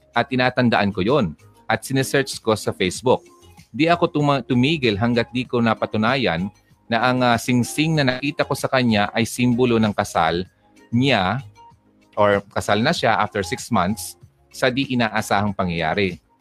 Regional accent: Philippines; Uy, Pinay ako habang nalalantay sa ugat ko ang uh, dugong Pinay

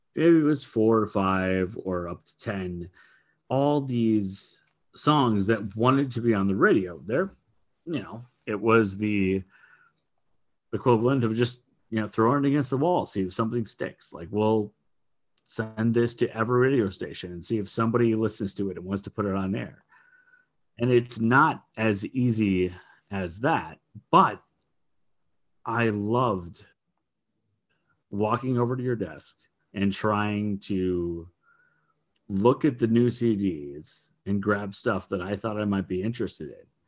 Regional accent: Minneapolis, Minnesota, United States; I grew up in the Twin Cities here in Minnesota, in Minneapolis, Saint Paul

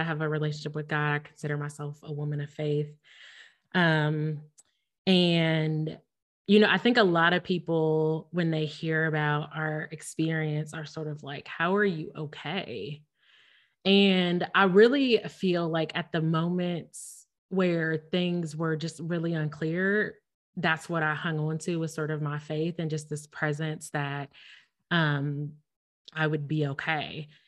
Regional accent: Ohio, United States; moved away as an adult; now in Missouri, United States; we lived in Ohio, which we're both from Ohio. We both have family, friends, like our, we just talked about me going to Ohio State, like our roots are in Ohio

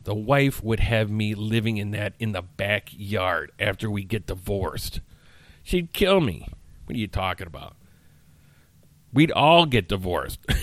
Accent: Chicagoland area, Illinois, United States; I consider myself from the Chicagoland area.

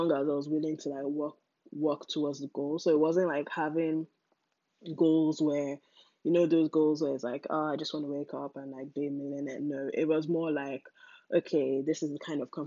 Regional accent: Nigeria; moved away as an adult; also born or lived in England; growing up in Nigeria

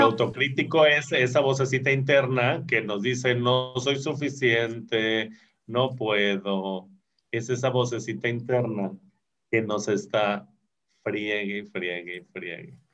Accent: Mexico; como buenos mexicanos

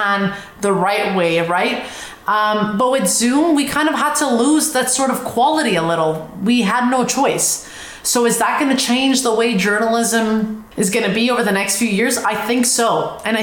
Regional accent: Montreal, Quebec, Canada; moved away; I'm from Montreal.

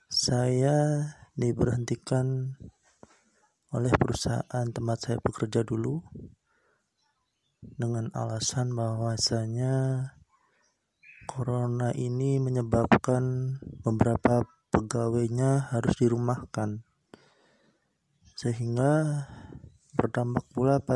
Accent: Batang, Central Java, Indonesia; Saya berasal dari Kabupaten Batang, Jawa Tengah.

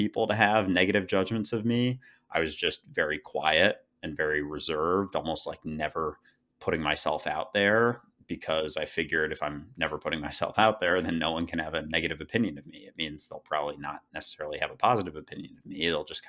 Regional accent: Minneapolis, Minnesota, United States; now in New York, United States; So yeah, I grew up in Minneapolis, Minnesota, went to school in Philadelphia, and now I've lived in New York for the past few years.

